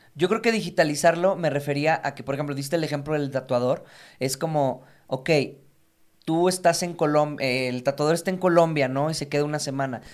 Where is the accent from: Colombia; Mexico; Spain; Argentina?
Mexico